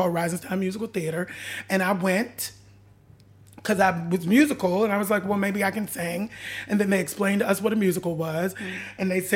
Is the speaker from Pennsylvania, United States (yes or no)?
yes; Pittsburgh, Pennsylvania, United States; I grew up in Pittsburgh, Pennsylvania